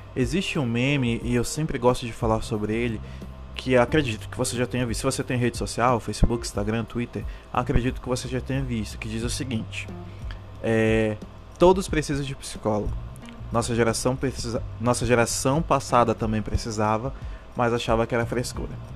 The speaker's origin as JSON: {"language": "Portuguese", "region": "Amazonas", "country": "Brazil", "said": "Eu sou do estado do Amazonas"}